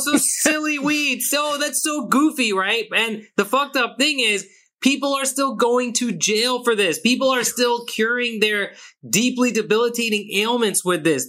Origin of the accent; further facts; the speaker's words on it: Pakistan; I'm Pakistani, I'm I'm South Asian